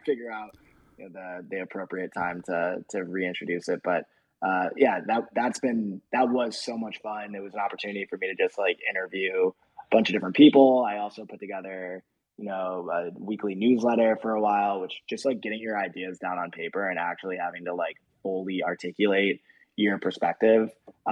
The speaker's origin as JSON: {"language": "English", "town": "Rochester", "region": "New York", "country": "United States", "tie": "born or raised there", "moved": "yes", "said": "I'm from Rochester, New York. Joe, our head of product management, is from Rochester. We literally grew up like 10 minutes away from each other."}